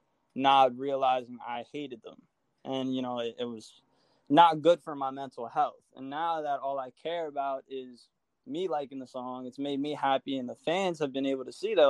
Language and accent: English; Long Island, New York, United States; I'm from Long Island